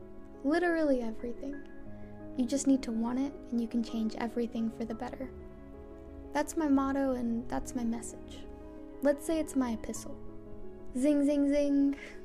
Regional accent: Grodno, Grodno Region, Belarus; I'm from Grodno. Grodno is like the west of Belarus. It's kind of like Belarusian Europe. There were Poles there before the war.

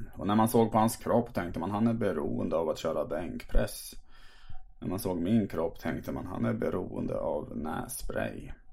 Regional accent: Tärnaby, Västerbotten County, Sweden; min födelseort Tärnaby

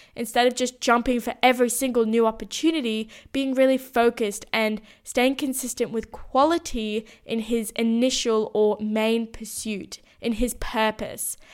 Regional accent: Sydney, New South Wales, Australia; moved away as an adult; When I moved out of my hometown as well

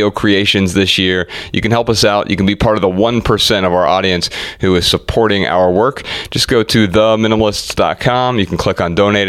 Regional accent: Dayton, Ohio, United States; moved away; we grew up in Dayton, Ohio

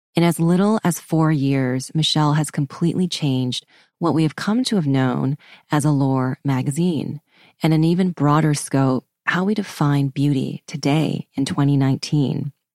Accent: Vancouver, British Columbia, Canada; I grew up in Vancouver

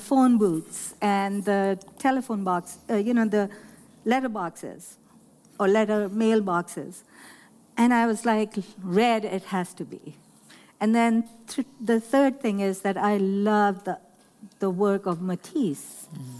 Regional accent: Lahore, Punjab, Pakistan; moved away as an adult; now in United States; I grew up in Pakistan

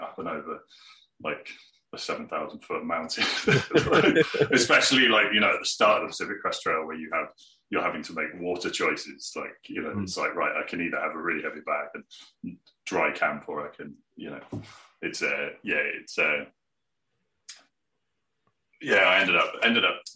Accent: Plymouth, South West England, United Kingdom; I grew up in Plymouth, which is right on the coast

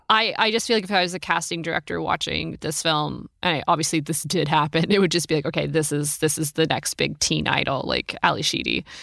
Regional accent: Oregon, United States; I'm from Oregon

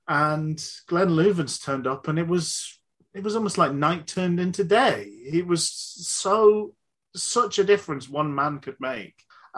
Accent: Glasgow, Scotland, United Kingdom; born there; I was born in Glasgow. You cannot tell at all from my accent.

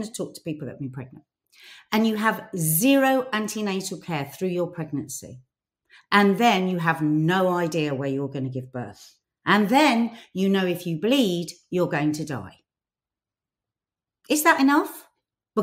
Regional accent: United Kingdom; as a British Arab

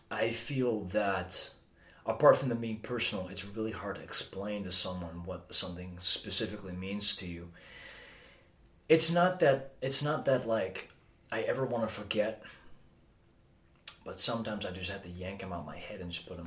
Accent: Amsterdam, North Holland, Netherlands; also born or lived in Alkmaar, Netherlands; I was born in Alkmaar, which is a place in the northern part of the Netherlands. Uh, I was raised in and around, I'd say, Amsterdam.

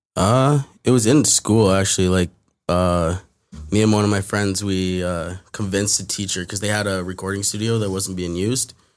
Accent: Toronto, Ontario, Canada; I grew up in, like, in Toronto, like, West End, near, like, Rogers Road

